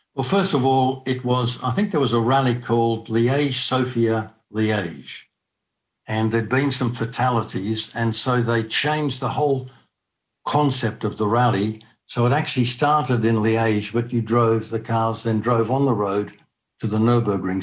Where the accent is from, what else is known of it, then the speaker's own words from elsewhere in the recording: Australia; being an Australian